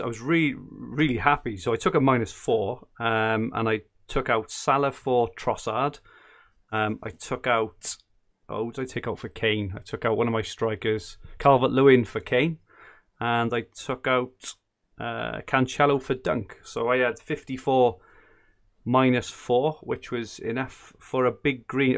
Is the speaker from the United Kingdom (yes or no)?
yes; Welsh, Wales, United Kingdom; being Welsh